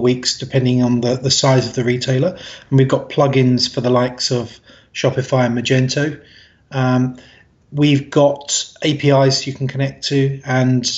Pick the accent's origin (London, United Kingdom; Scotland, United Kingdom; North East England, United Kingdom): London, United Kingdom; I'm from London originally